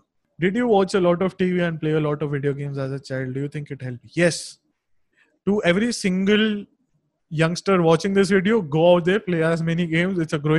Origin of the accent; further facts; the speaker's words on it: Dehradun, Uttarakhand, India; I grew up in a small town in North India, Dehradun. which is a really beautiful valley.